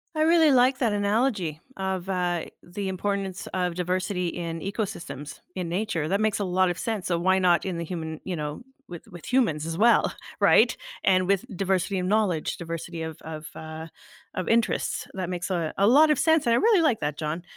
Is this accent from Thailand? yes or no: no; Canada; I was born in Canada